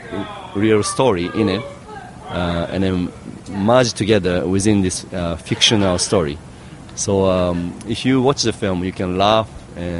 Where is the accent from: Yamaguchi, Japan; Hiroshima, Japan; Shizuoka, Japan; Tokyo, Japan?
Hiroshima, Japan; I grew up in Hiroshima, so the Carp was always with us